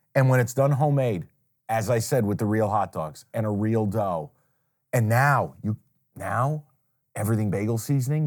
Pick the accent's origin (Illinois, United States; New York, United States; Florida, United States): New York, United States; Saratoga Springs; moved away; my hometown